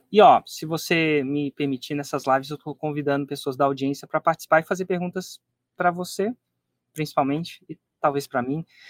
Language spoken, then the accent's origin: Portuguese; Brasília, Federal District, Brazil; minha família vem de Minas, mas eu nasci, acabei nascendo em Brasília